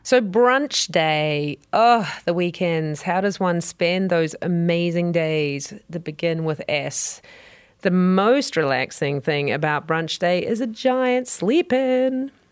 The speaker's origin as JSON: {"language": "English", "country": "New Zealand", "said": "you can tell probably from my accent, I'm from New Zealand"}